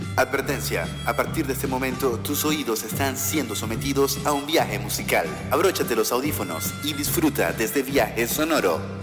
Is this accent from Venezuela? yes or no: yes; Maracaibo, Zulia, Venezuela; Maracaibo, que es mi ciudad de origen